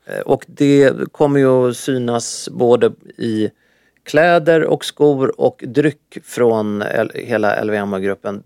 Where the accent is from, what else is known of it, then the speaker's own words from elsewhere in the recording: Sweden; jag, jag är från Sverige